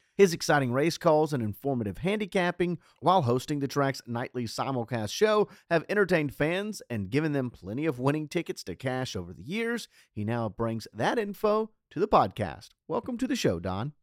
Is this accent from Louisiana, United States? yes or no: yes; Louisiana, United States; while I am a Louisiana native, I'm not from Southwest Louisiana